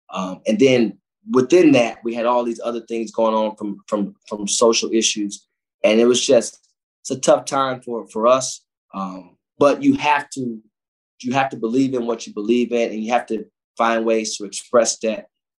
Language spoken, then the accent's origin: English; Cleveland, Ohio, United States; but when you come from those places, inner city Cleveland, like I come from the Glenville community, you wake up with a pain.